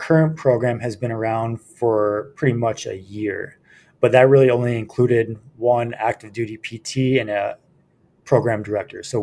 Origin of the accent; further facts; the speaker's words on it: Libertyville, Illinois, United States; moved away as an adult; also born or lived in Spartanburg, South Carolina / Charleston, South Carolina / North Dakota; I'm from Libertyville, Illinois, which is a northern suburb of Chicago. Grew up there through high school